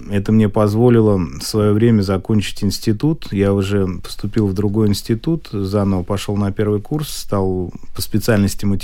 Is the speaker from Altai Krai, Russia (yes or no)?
no; Moscow, Russia; я родился в Москве, мама госслужащий была, папа конструктор-изобретатель.